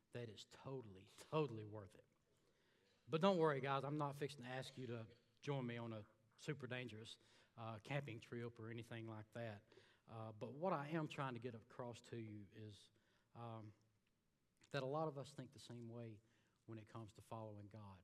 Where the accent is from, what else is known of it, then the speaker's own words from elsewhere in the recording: Alabama, United States; moved away as an adult; I'm from a little town in Alabama. Came down here about 6 years ago